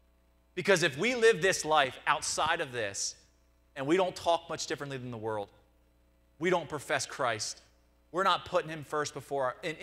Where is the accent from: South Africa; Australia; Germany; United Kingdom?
United Kingdom; Nottingham, East Midlands; Even growing up in Nottingham, I had to go through that struggle of figuring out what's the difference between experience and transformation.